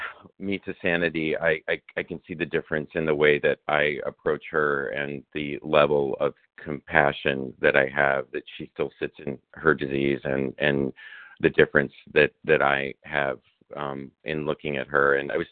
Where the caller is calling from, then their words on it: Chicago, Illinois, United States; and I'm calling from Chicago.